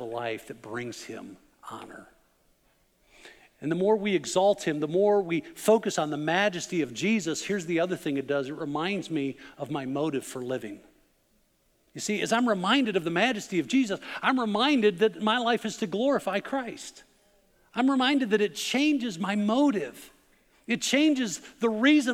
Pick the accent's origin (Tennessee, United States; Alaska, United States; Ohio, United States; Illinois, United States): Illinois, United States; Chicago; moved away; also born or lived in Arkansas; I grew up in the Chicago area